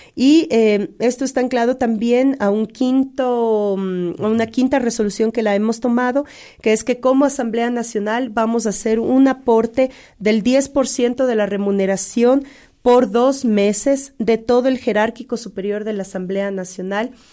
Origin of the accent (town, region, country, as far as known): Ecuador